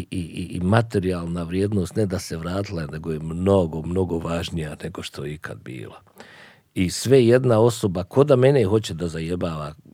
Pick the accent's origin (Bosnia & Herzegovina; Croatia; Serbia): Bosnia & Herzegovina; Sarajevo, Federation of Bosnia and Herzegovina; moved away as an adult; also born or lived in United States; I ja odlučim da ostanem da živim u Sarajevu, ali da radim negdje drugo.